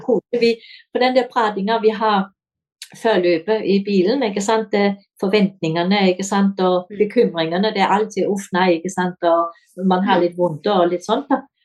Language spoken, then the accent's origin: Norwegian; Denmark; now in Kongsberg, Norway; jeg er dansk